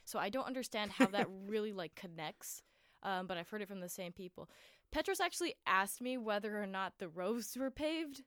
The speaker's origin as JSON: {"language": "English", "town": "Honolulu", "region": "Hawaii", "country": "United States", "said": "I'm from Oahu, which is, like, the main island"}